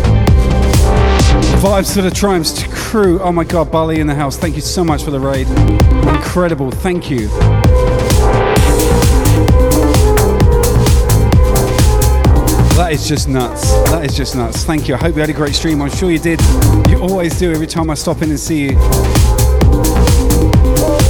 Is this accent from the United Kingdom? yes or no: yes; Southampton, South East England, United Kingdom; moved away as an adult; also born or lived in Northampton / Melbourne, Australia / Hedge End; now in Brisbane, Australia; I left England almost 9 years ago, but originally from Southampton